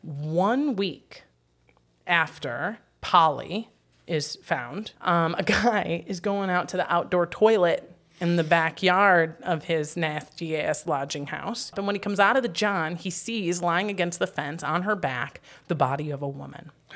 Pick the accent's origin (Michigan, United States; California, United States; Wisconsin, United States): Wisconsin, United States; Wisconsin Rapids; My hometown of Wisconsin Rapids, Wisconsin, had about fifty thousand people and no brothels.